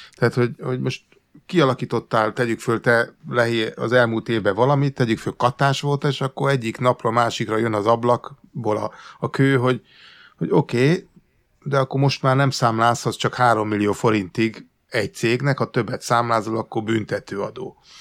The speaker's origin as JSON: {"language": "Hungarian", "country": "Hungary", "moved": "as an adult", "lives_now": "England, United Kingdom", "said": "én egy emigráns magyar vagyok"}